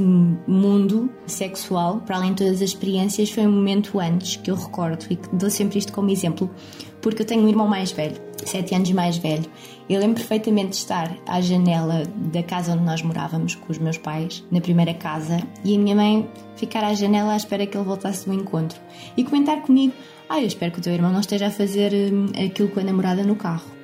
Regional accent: Lisbon, Portugal; sou de Lisboa

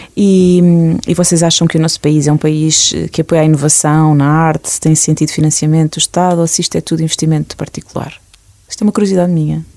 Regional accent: Portugal; nós portugueses

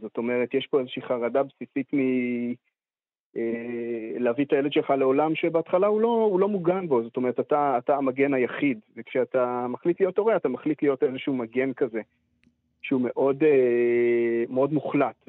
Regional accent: Israel; אני גדלתי בקיבוץ

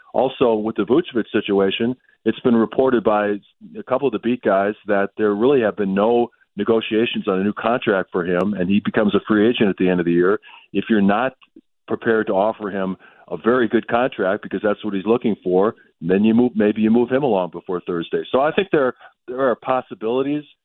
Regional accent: Milwaukee, Wisconsin, United States; growing up in Milwaukee uh, uh in the '80s

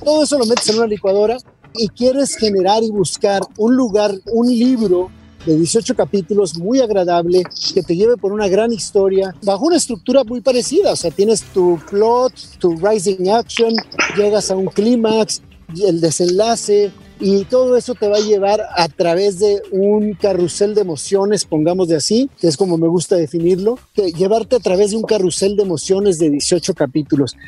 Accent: Mexico; lo mejor que yo pudiera ser como mexicano

